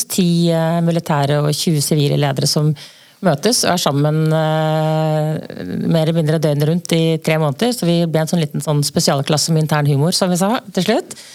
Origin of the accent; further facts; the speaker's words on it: along the Østfold Line, Norway; jeg vokste opp på Østfoldbanen